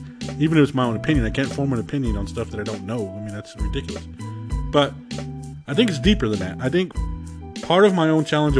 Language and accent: English; Arizona, United States; born or raised there; also born or lived in Georgia